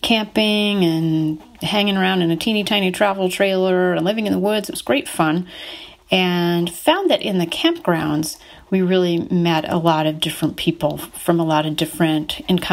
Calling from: central Oregon, United States; I'm calling from the edge of the forest near the desert in central Oregon.

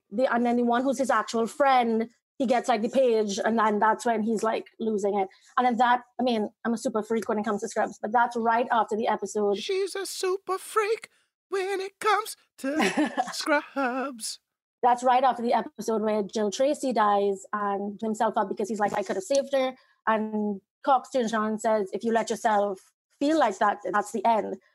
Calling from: Trinidad & Tobago; Trinidad in the Caribbean.

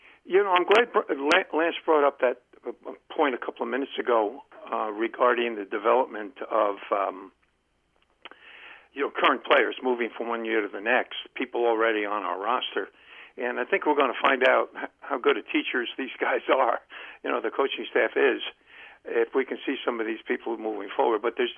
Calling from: Columbia, Maryland, United States; Len from Columbia, Maryland.

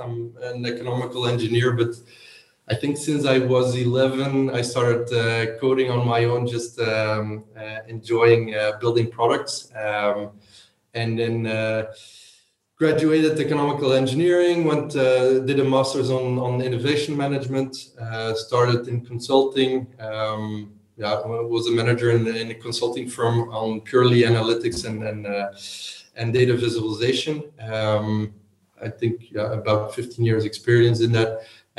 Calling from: Leuven, Flanders, Belgium; I'm calling in from Leuven in Belgium.

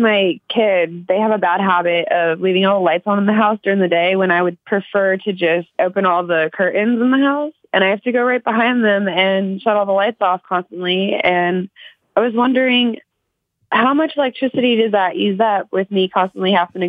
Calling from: Kansas, United States; I'm calling from Kansas.

